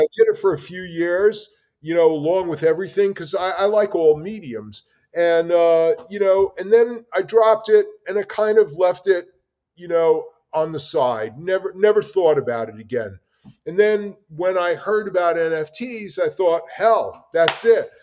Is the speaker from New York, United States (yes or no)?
yes; New York City, New York, United States; I grew up in New York City, in the Bronx, and in Brooklyn